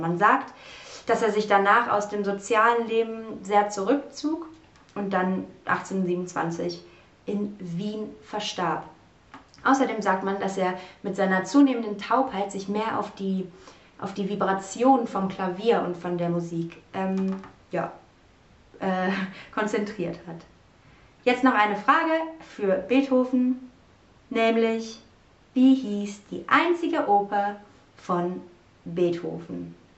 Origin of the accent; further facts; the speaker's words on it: Cologne, North Rhine-Westphalia, Germany; meiner Heimatstadt Köln